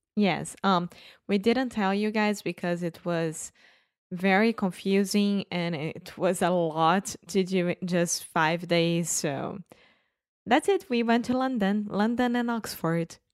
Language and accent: English; Brazil; English is a second language; we are from Brazil